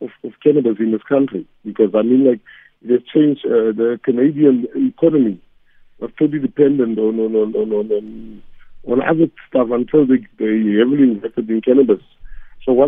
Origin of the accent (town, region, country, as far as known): South Africa; born or raised there; first language Afrikaans; English is a second language